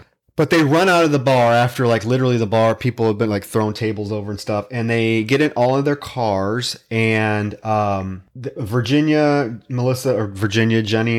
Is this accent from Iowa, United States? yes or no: yes; Davenport, Iowa, United States; I had one in my hometown. I grew up in Davenport, Iowa, across the Mississippi.